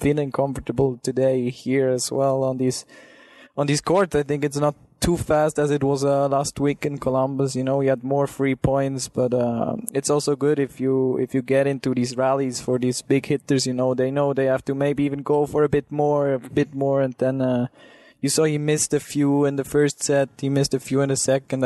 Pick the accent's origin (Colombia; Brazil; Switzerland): Switzerland; I'm coming from Switzerland